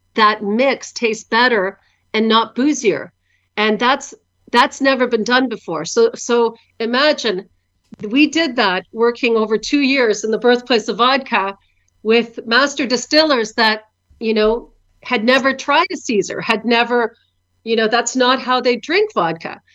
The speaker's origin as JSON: {"language": "English", "country": "Canada", "tie": "born or raised there", "moved": "as an adult", "lives_now": "Ukraine", "said": "I was born here in Canada, but 25 years ago, I moved to Ukraine with my husband, John"}